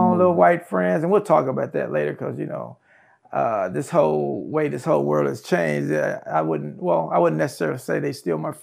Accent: Brookshire, Texas, United States; also born or lived in California / Katy, Texas; I'm from a little town here in Texas called Brookshire, Texas.

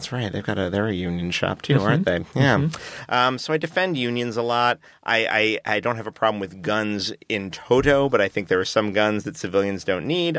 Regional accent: New York City, New York, United States; I grew up in New York City in the 70s.

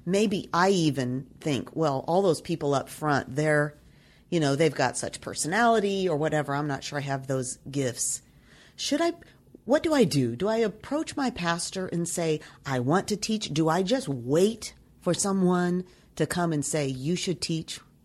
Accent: Nashville, Tennessee, United States; I come from Nashville, Tennessee

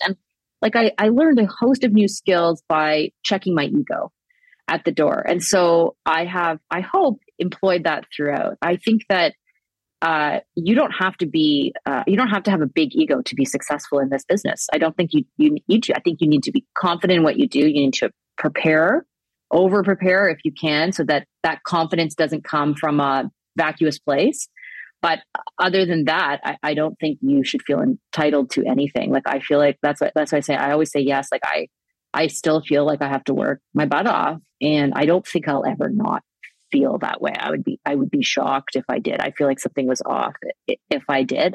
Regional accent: Toronto, Ontario, Canada; We grew up in Danforth, the queen of the Danforth in Toronto

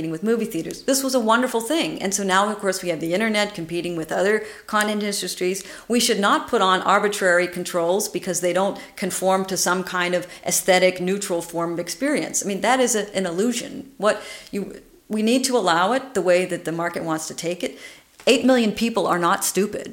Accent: United States; as American taxpayer

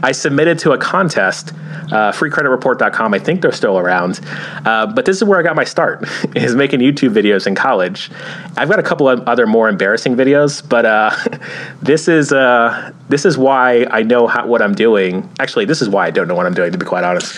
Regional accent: Florida, United States; now in California, United States; I'm actually from Florida.

